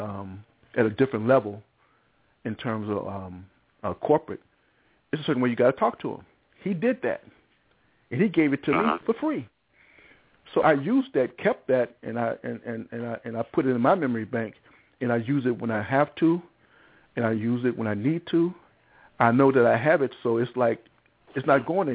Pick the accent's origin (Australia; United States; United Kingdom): United States; Chicago, Illinois; also born or lived in Englewood, Chicago; I was from Cabrini Green